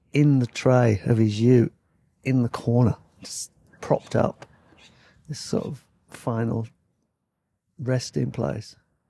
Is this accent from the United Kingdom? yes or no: yes; Yorkshire and the Humber, United Kingdom; now in Thailand; I'd just like to apologise for my accent, because sometimes my words sound a bit weird because I'm from Yorkshire, and when I first came over here, I'd say stuff like money and honey